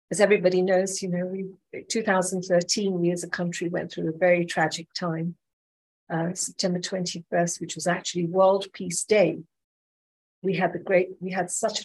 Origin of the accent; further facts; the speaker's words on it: Nanyuki, Laikipia County, Kenya; I grew up in Nanyuki